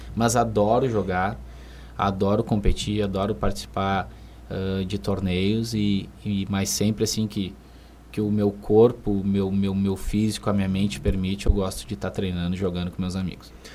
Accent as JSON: {"language": "Portuguese", "town": "Rio Grande", "region": "Rio Grande do Sul", "country": "Brazil", "tie": "born or raised there", "moved": "as an adult", "lives_now": "Santa Maria, Brazil", "said": "eu sou natural de Rio Grande, né? Eu resido em Santa Maria há um ano"}